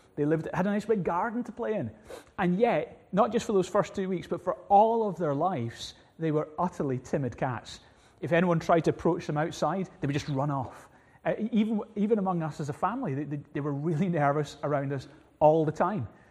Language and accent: English; Glasgow, Scotland, United Kingdom; growing up in Glasgow, we had little, two little cats